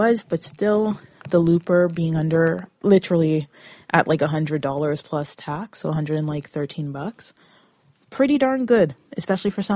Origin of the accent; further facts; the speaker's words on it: Brampton area, Peel region, Mississauga, Ontario, Canada; I come from Brampton area, Peel region, Mississauga